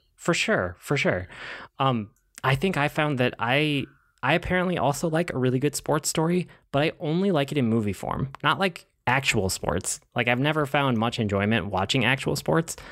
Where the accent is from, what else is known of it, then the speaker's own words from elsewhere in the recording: Twin Cities suburbs, Minnesota, United States; The Twin Cities, even if it's, this is shot in Minneapolis and I'm from the suburbs.